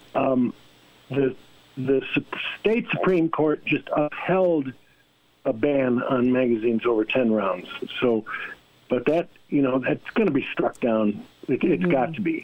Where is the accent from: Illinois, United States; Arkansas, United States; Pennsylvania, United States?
Illinois, United States; now in Montana, United States; We're from Illinois